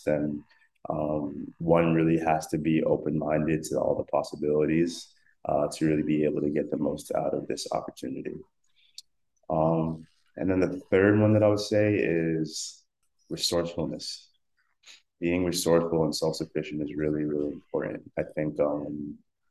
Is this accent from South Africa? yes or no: yes; South Africa; I'm South African, and that's a lot of the music that I grew up listening